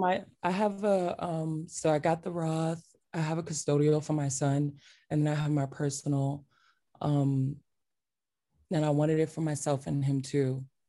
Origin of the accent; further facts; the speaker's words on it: New York City, New York, United States; I'm from Crown Heights. I'm from Brooklyn